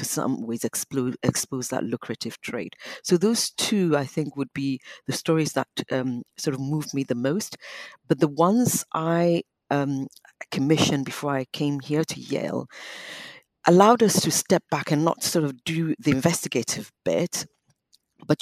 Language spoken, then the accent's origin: English; Ghana; now in London, United Kingdom; I'm an insider as a Ghanaian